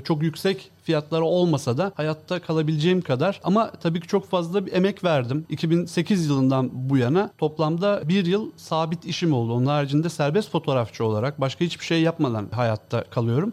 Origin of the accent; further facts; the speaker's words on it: Samsun, Turkey; moved away as an adult; now in Istanbul, Turkey; ben Samsunluyum